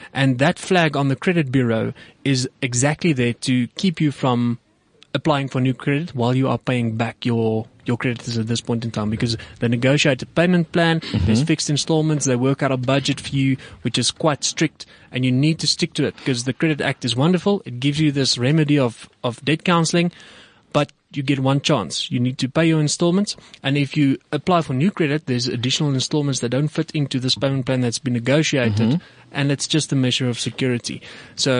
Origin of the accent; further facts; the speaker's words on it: South Africa; we as South African consumers